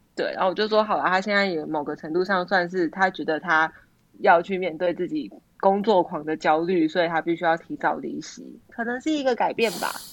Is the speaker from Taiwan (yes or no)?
yes; Zhonghe, New Taipei, Taiwan; 我们都住在综合，就是应该是我们都在综合长大